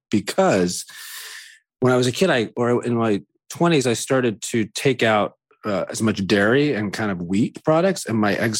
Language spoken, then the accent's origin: English; Tallahassee, Florida, United States; I'm from Tallahassee, Florida, so I'm from the land of chain restaurants